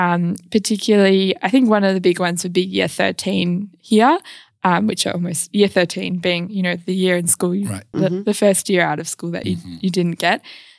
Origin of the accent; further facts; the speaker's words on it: Gooseberry Hill, Western Australia, Australia; Yes, I am. Yep. Yes, I am from Gooseberry Hill of all places.